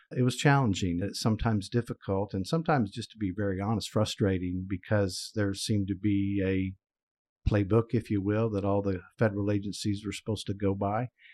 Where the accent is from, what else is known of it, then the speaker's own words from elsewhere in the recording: Oklahoma, United States; my home state, sadly to say, Oklahoma